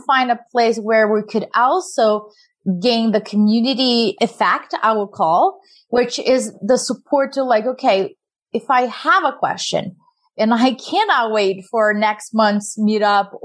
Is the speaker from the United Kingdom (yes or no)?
no; Brazil; moved away; I'm an immigrant from Brazil